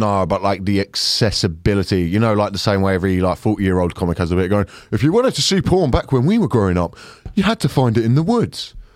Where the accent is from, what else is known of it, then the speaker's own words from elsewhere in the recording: United Kingdom; I like being British